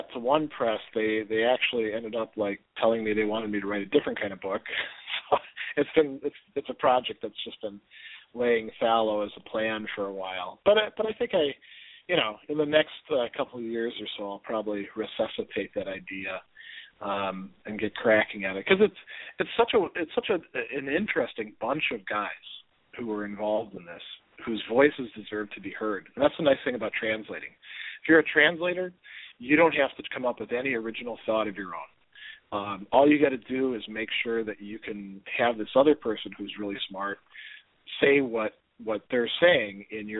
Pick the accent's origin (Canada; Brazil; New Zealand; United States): United States; Milwaukee, Wisconsin; now in Hudson Valley, New York, United States; moving back to Milwaukee, which is our hometown